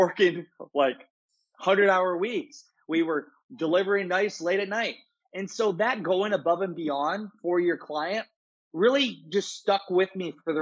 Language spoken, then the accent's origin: English; Garnavillo, Iowa, United States; I was born and raised in Garnavillo, Iowa.